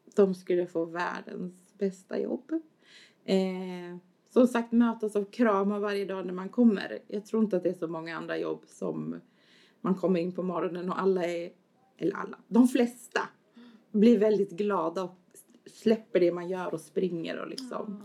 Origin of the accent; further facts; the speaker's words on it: Askersund, Örebro County, Sweden; now in Örebro, Sweden; Jag kommer från Askersund från början